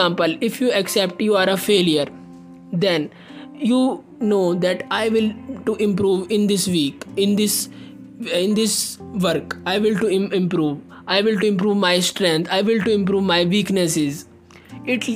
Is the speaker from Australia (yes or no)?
no; India; I am from India